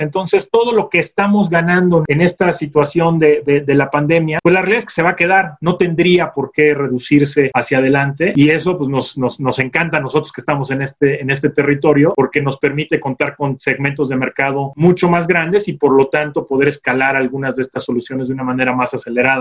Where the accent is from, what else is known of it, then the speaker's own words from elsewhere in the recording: Mexico; como mexicanos